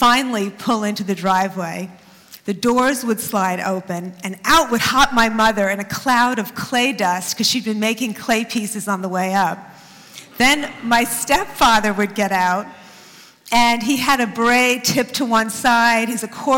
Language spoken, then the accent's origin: English; New York City, New York, United States; I grew up in Queens, and in junior high school in Queens in the 60s